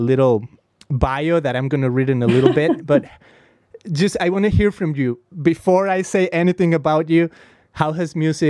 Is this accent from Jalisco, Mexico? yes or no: yes; Guadalajara, Jalisco, Mexico; first language Spanish; English is a second language; moved away as an adult; now in United States; I'm from Guadalajara, Mexico. Uh-huh. I grew up there. I mean, I've been here in the U.S. for 15 years, so I don't even know what I am now. I don't even know if I should call myself American, Mexican. I'm kind of like in limbo.